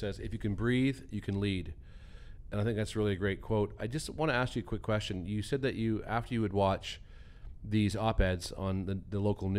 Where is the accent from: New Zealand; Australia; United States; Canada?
Canada; we're Canadian, obviously, Nick